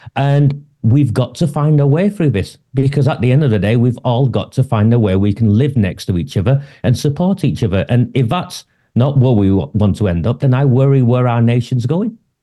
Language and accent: English; Oldham, North West England, United Kingdom; where I'm standing in my hometown, this is my hometown